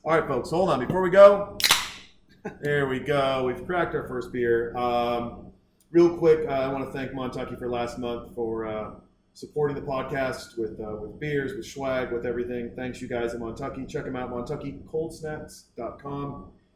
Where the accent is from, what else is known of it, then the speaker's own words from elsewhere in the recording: Baker City, Oregon, United States; also born or lived in Boise, Idaho; now in Austin, United States; grew up in Oregon